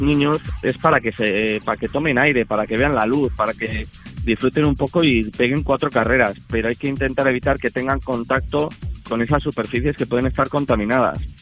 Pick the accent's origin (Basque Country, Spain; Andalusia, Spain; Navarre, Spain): Navarre, Spain; Berrioplano; De, Navarra, de, Navarra. Eh, de, de Berrio Plano.